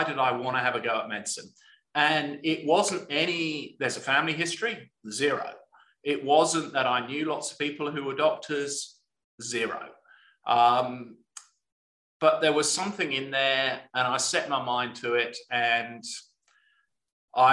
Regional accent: Hampshire, South East England, United Kingdom; moved away as an adult; also born or lived in South Wales / Leeds / New Zealand; now in Australia; I was born in South Wales, but spent most of my childhood in Hampshire

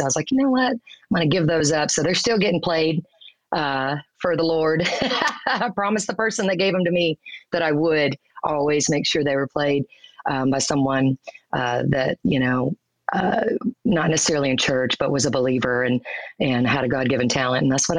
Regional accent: Dallas, Texas, United States; also born or lived in Mississippi / Roanoke, Texas; I actually was born in Mississippi, but I was raised in Texas. I turned one in Roanoke, Texas.

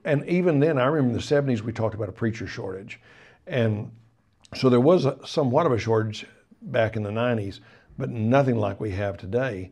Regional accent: Arkansas, United States; moved away as an adult; also born or lived in Colorado / Tulsa, Oklahoma; I was from Arkansas

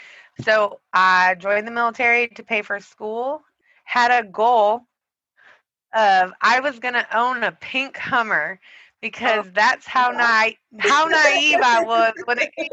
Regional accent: upstate New York, United States; I was born and raised in upstate New York.

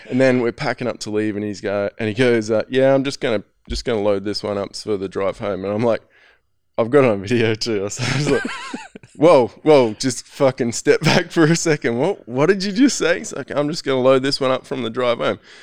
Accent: Australia; I'm from Australia

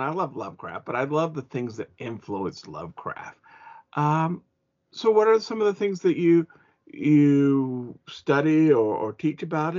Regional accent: Ventura County, California, United States; now in Oregon, United States; I was born and raised in California and moved to Oregon.

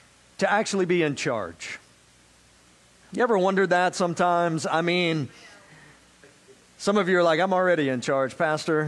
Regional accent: South Georgia, United States; now in Florida, United States; I grew up in South Georgia, so I learned to drive in the sticks of South Georgia

